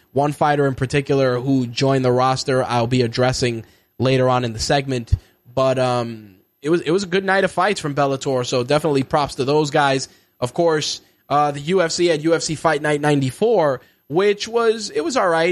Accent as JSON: {"language": "English", "region": "New York", "country": "United States", "said": "As a New Yorker"}